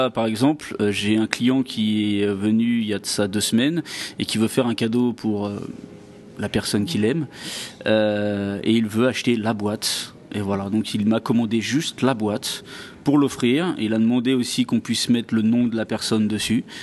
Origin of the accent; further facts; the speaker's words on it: Île-de-France, France; now in Dubai, United Arab Emirates; Alors je suis de région parisienne, un petit village dans le 78, hein, dans les Yvelines, voilà.